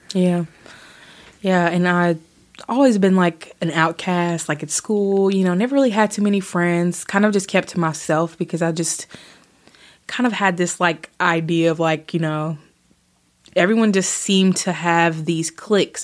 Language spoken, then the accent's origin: English; Bowling Green, Kentucky, United States; I was born in Bowling Green, Kentucky